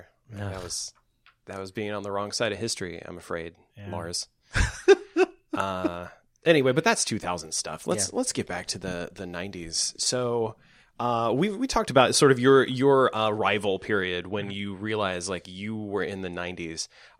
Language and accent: English; Nashville, Tennessee, United States; Back in 99, I grew up in the Nashville area, and in high school, which was for me, was like 97 to 99.